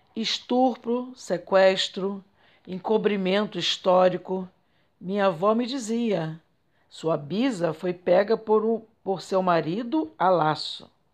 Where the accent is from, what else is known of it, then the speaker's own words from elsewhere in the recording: Belford Roxo, Rio de Janeiro, Brazil; Minha quebrada é Belfo Roxo, Baixada Fluminense, Rio de Janeiro